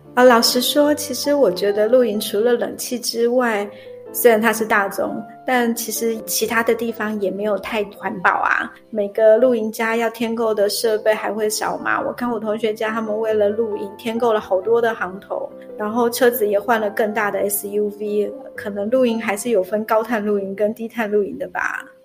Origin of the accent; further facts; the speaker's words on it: Taiwan; 我们台湾人